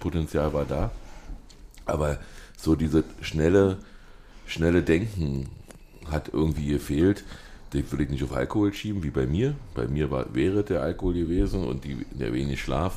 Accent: Berlin, Germany; bei uns in Berlin

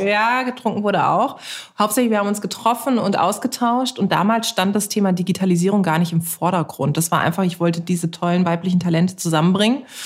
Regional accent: Karlsruhe, Baden-Württemberg, Germany; moved away; ich bin in Karlsruhe geboren und aufgewachsen und meine Eltern sind da auch noch

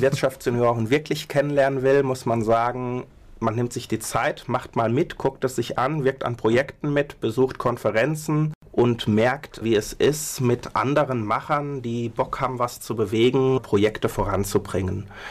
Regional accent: Mainz, Rhineland-Palatinate, Germany; moved away; also born or lived in Berlin; eigentlich bin ich Mainzer

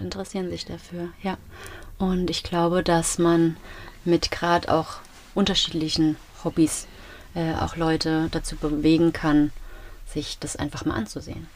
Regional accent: Mainz, Rhineland-Palatinate, Germany; wir als Mainzer

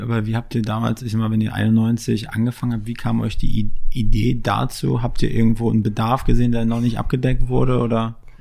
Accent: Mecklenburg-Vorpommern, Germany; moved away as an adult; now in Berlin, Germany; ich komme aus MacPom

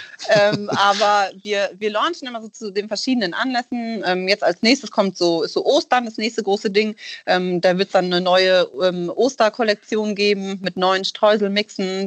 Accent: Rhineland, Germany; now in Hamburg, Germany; wir kommen ja ursprünglich aus dem Rheinland

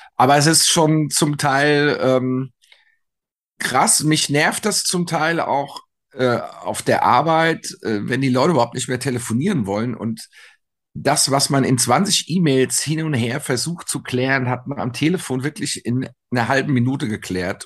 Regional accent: Frankfurt, Hesse, Germany; wir sagen ja hier in Frankfurt, Unkraut vergeht nicht

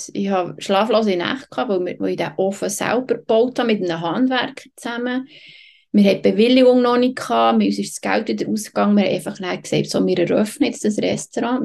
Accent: Switzerland; moved away as an adult; also born or lived in Patagonia; für mich als Schweizerin

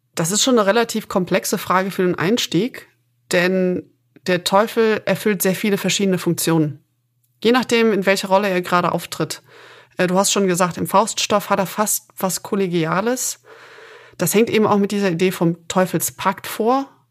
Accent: Aachen, North Rhine-Westphalia, Germany; Ich bin gebürtige Aachenerin

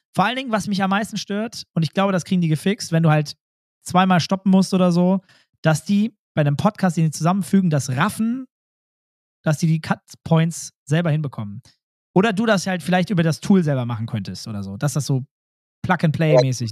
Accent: Germany; ich bin ja auch Deutscher

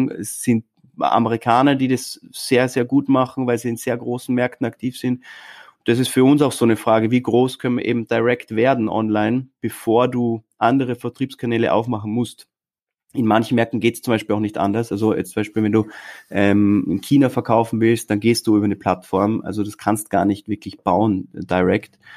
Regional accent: Austria; wundervolle Stadt und wir sind stolze Österreicher.

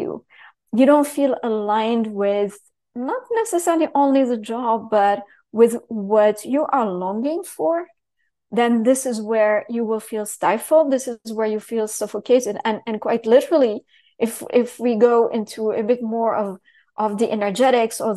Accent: Syria; moved away; also born or lived in Paris / London / New York City; I grew up in Syria, so talk about heavy structure where you can't say anything

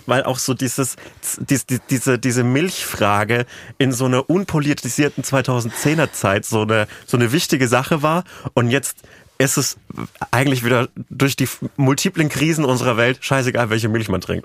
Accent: Franconian Switzerland, Bavaria, Germany; moved away; in meiner Heimatregion Burg Neideck, Burg Rabenstein und Schloss, Gre Schloss Greifenstein

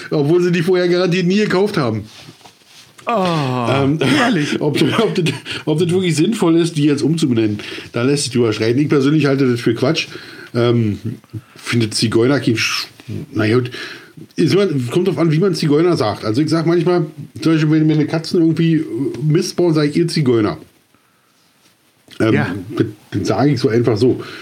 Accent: East Germany, Germany; Genau. Oder, ich, oder als Ossi, ja, ja, ist so, Entschuldigung, kommen damit klar.

